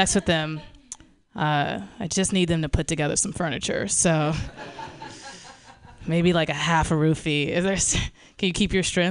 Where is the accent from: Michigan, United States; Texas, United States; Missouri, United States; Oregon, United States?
Missouri, United States; St. Louis; I grew up in North St. Louis, in a predominantly black suburb that we affectionately called the Hood.